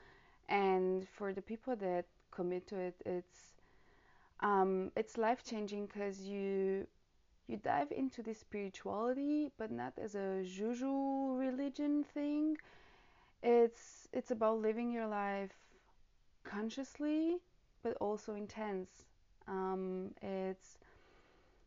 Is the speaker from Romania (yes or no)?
yes; Romania; now in Germany; I live currently in Germany. I'm from Romania